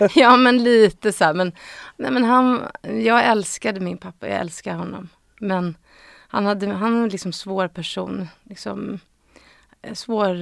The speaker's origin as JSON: {"language": "Swedish", "town": "Stockholm", "region": "Stockholm County", "country": "Sweden", "tie": "born or raised there", "said": "jag är uppvuxen på Östermalm och i Gamla stan. Um, och min pappa bodde på Söder. Så jag liksom eh, innerstadstjej"}